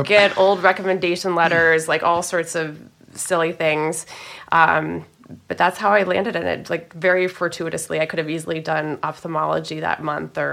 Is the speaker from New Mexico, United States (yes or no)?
yes; Santa Fe, New Mexico, United States; moved away as an adult; also born or lived in Virginia / Bronx, New York; I'm actually from New Mexico